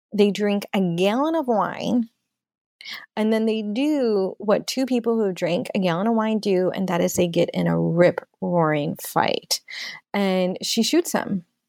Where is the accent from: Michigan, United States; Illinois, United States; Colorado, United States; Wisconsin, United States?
Illinois, United States; Oak Park; my hometown of Oak Park